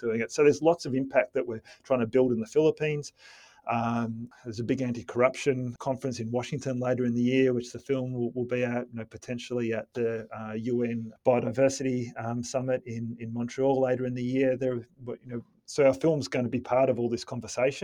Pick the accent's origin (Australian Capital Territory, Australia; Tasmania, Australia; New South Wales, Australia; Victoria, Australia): Victoria, Australia; Melbourne; Melbourne International Film Festival, my hometown